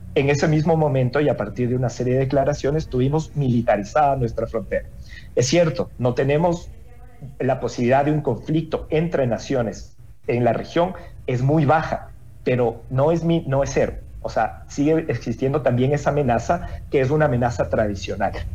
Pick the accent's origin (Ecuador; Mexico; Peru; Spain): Ecuador; eso que nos dice también como ecuatorianos